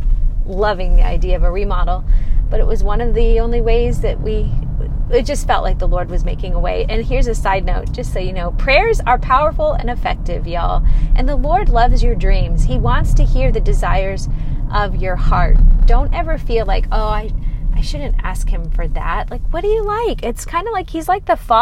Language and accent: English; Arizona, United States; moved away as an adult; also born or lived in California; I'm born and raised in Arizona, so I am a native